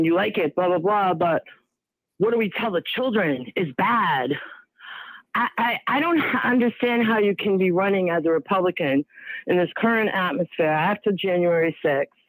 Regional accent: Sharon, Massachusetts, United States; also born or lived in Boston; I grew up in Sharon, which is a massively multicultural town, born in Boston

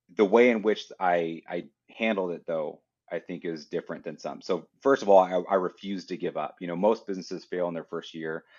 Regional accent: Idaho, United States; I'm from Idaho

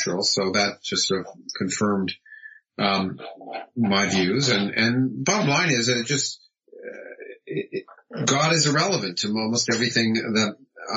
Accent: Toronto, Ontario, Canada; moved away as an adult; now in United States; I was born in the United States, but I grew up in Toronto, in Canada, and had my formative education there right through being an undergraduate.

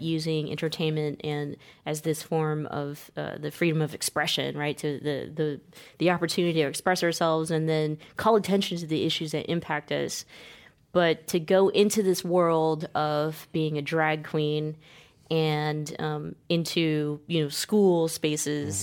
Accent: California, United States; myself being born and raised in California

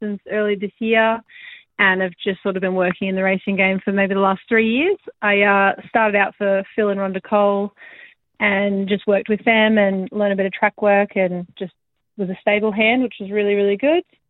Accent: Lakes Entrance, Victoria, Australia; moved away as an adult; now in Darwin, Australia; I'm originally from Victoria, but I've been in Darwin 10 years now

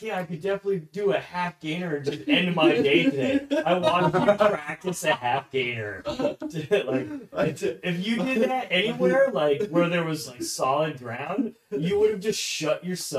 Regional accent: New Jersey, United States; I'm from New Jersey.

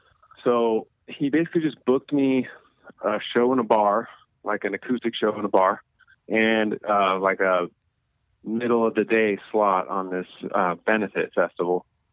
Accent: Seal Beach, California, United States; I grew up in Seal Beach, California.

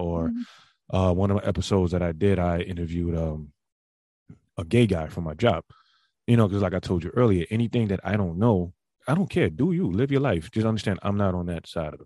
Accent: New York City, New York, United States; I'm from the Bronx

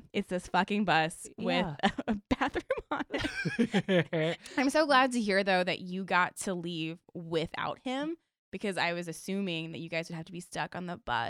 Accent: Virginia, United States; because I'm from Virginia, so I took the Mega Bus for like 8 years back and forth

